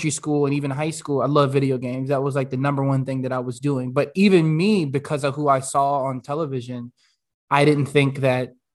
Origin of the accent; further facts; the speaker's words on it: United States; I was born in the States